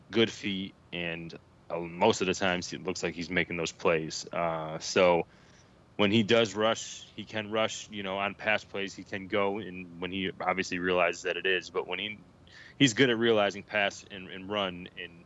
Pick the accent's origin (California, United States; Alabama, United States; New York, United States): New York, United States; Syracuse; now in North Carolina, United States; I grew up in Syracuse, and grew up playing football in New York. I live in North Carolina now